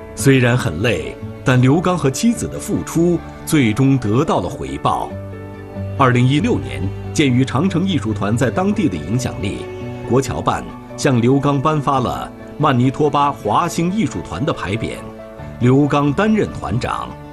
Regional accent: Canada; 我在加拿大出生的

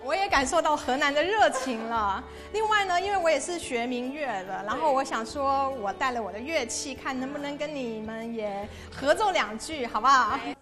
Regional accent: Taiwan; now in Beijing, China; 我来自北京。

